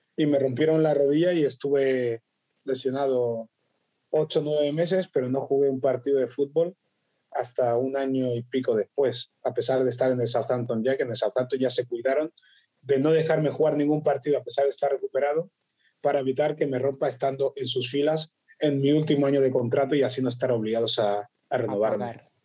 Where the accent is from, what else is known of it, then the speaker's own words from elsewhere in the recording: Barcelona, Catalonia, Spain; also born or lived in Equatorial Guinea; nací en Guinea Ecuatorial, pero desde los 11 meses estoy en España, mi padre era militar eh, para España, también es de Guinea, y con nueve años me trasladé a, Barcelona